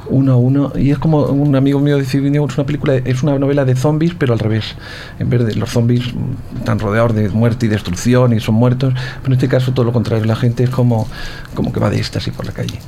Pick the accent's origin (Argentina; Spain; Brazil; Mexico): Spain; Ciudad Real, Castilla-La Mancha; also born or lived in Madrid; Yo soy del sur, soy de la Mancha, la Mancha Sur, a 30 kilómetros está mi, mi pueblo